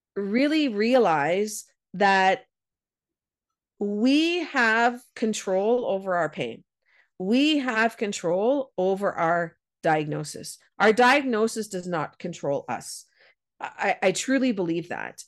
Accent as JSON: {"language": "English", "country": "Canada", "said": "I'm a Canadian and we've got lots of snow"}